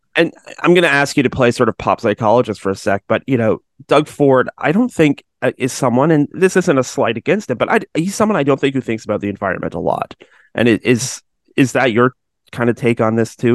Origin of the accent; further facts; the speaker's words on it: Georgetown, Ontario, Canada; I'm from Georgetown